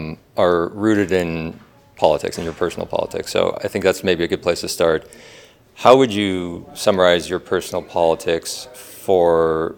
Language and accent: English; Calgary, Alberta, Canada; I also mostly grew up in Calgary